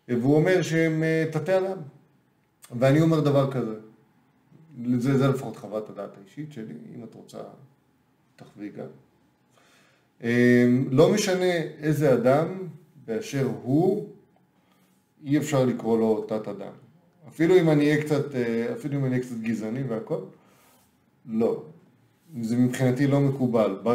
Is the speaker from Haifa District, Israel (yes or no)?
no; Kfar Yona, Central District, Israel; also born or lived in Emek Hefer; שאנחנו בכפר יונה